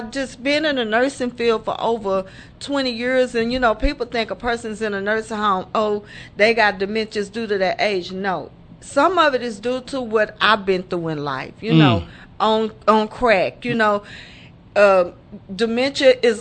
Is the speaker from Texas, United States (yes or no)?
yes; Fort Worth, Texas, United States; from Fort Worth, Texas. Born and raised there all my life.